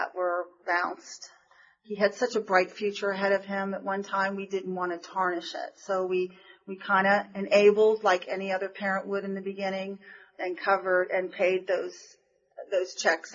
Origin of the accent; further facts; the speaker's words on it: Florida, United States; We're from Florida.